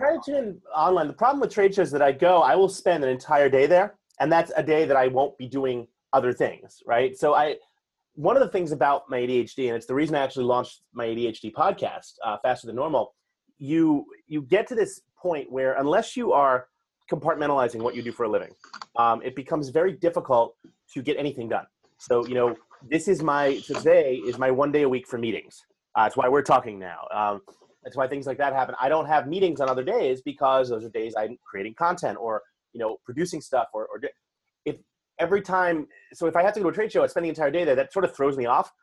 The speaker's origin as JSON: {"language": "English", "town": "New York City", "region": "New York", "country": "United States", "tie": "born or raised there", "said": "born and raised in New York City all my life"}